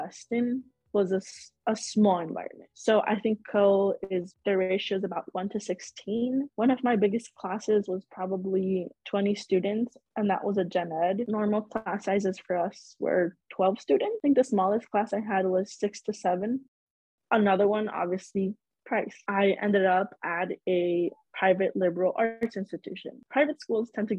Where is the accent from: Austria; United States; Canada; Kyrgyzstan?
United States; Chicago, Illinois; I am born and raised in Chicago.